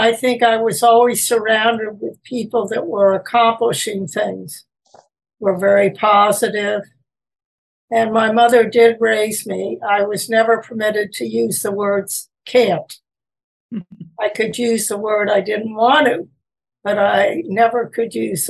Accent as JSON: {"language": "English", "town": "Peekskill", "region": "New York", "country": "United States", "tie": "born or raised there", "said": "I was born initially in New York City, and then I lived there for a short period of time. Then I moved to Peekskill, New York."}